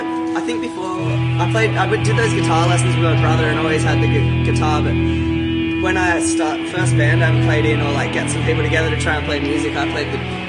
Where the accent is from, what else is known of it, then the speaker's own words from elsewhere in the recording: Australia; moved away; also born or lived in Byron Bay; I grew up down there.